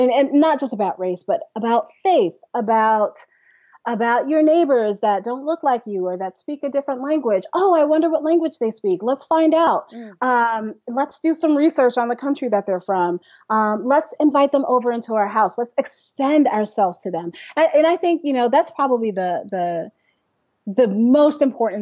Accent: New York City, New York, United States; I was born in Brooklyn, New York.

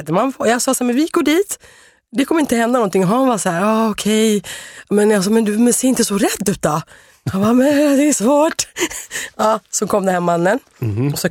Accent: Sweden; jag är här eh, från Sverige.

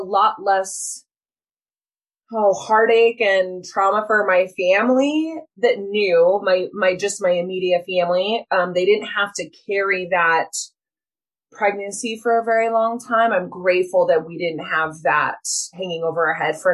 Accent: Utah, United States; I'm born and raised in Utah

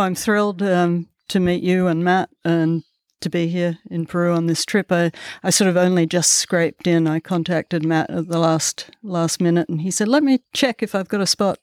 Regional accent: Melbourne, Victoria, Australia; moved away; I grew up in the outer suburbs of Melbourne

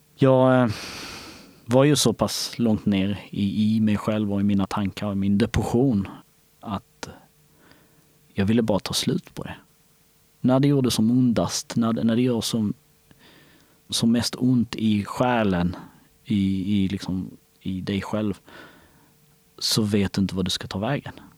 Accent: Skåne, Sweden; Swedish is a second language; also born or lived in Kosovo; Jag var framförallt en lycklig påg som vi säger i, hemma i Skåne

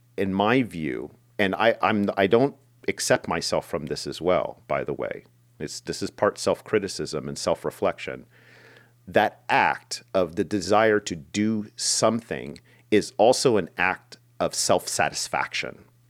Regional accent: United States; for most of my life, living and growing up in America

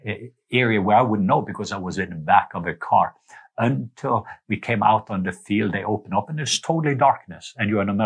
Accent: Norway; moved away; I remember me as a kid growing up in Norway

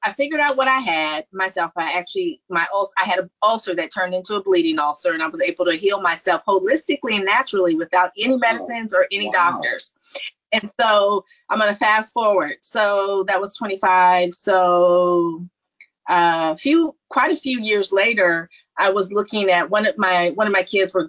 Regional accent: Palo Alto, California, United States; born, raised in the Silicon Valley, born at Stanford, growing up in Silicon Valley

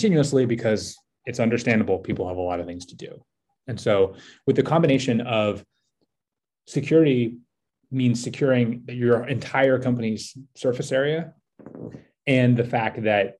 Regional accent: San Francisco, California, United States; also born or lived in New York City; I grew up in San Francisco and lived in New York for about a decade

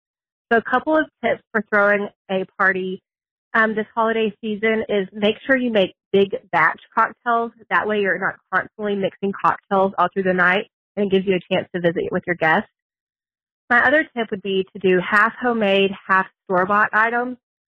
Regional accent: Lubbock, Texas, United States; I'm from Lubbock, Texas.

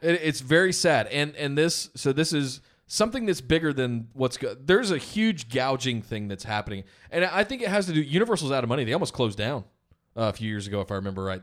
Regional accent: Charlotte, North Carolina, United States; now in Los Angeles, United States; I'm from Charlotte originally

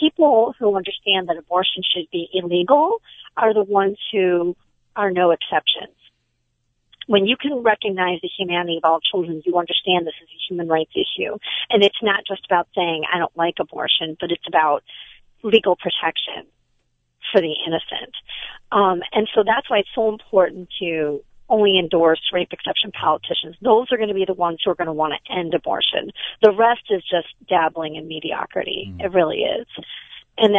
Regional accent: Michigan, United States; I'm from Michigan

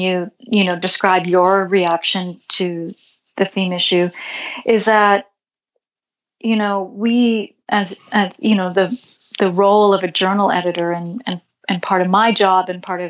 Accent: Canada; I'm Canadian

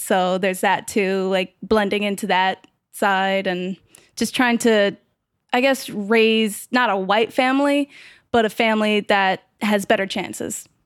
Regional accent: New York City, New York, United States; New York. Where? Queens. Where? South Ozone Park

